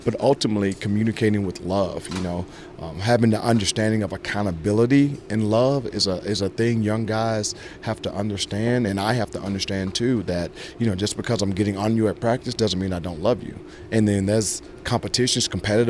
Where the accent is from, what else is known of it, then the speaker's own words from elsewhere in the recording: Georgia, United States; moved away as an adult; also born or lived in New York; growing up in Georgia